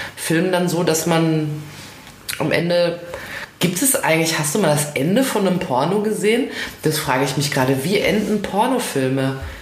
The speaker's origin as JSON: {"language": "German", "area": "Ruhr area", "region": "North Rhine-Westphalia", "country": "Germany", "tie": "born or raised there", "said": "meiner, meiner Heimat, dem Ruhrgebiet"}